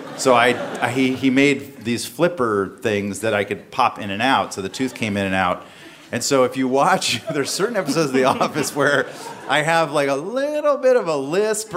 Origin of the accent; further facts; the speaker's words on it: the South, United States; I grew up in the South.